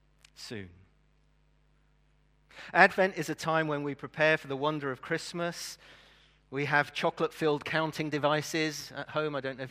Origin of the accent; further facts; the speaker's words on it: Brazil; as a missionary kid, obviously I was brought up in Brazil. If you don't know why I support Brazil as a football team, I spent my early years in Brazil. And my parents were missionaries there.